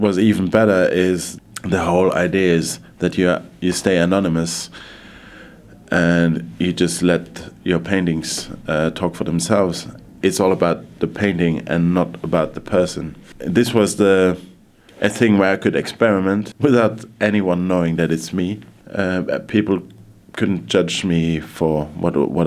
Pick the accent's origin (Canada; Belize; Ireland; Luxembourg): Luxembourg; also born or lived in London; my dad was working in Luxembourg, so my mum joined him here, so this is where I grew up